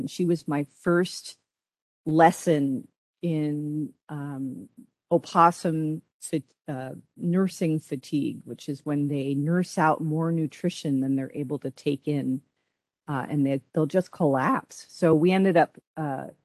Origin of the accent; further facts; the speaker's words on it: San Francisco, California, United States; moved away as an adult; now in Oakland, United States; I was born and raised in San Francisco, but in 1996, I actually moved to Oakland